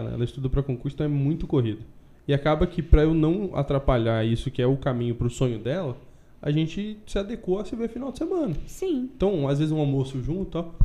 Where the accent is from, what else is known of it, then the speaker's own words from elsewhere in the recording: Ponta Grossa, Paraná, Brazil; now in Palmas, Brazil; Sou de Ponta Grossa.